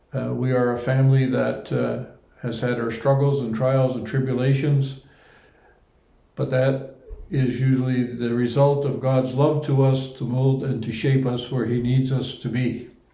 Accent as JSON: {"language": "English", "country": "Netherlands", "moved": "yes", "lives_now": "Canada", "said": "that's actually my home country holland"}